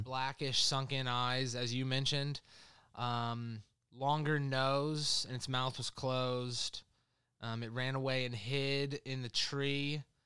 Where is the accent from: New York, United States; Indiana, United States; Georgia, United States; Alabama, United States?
Indiana, United States; literally about ten miles from where I grew up in Indiana.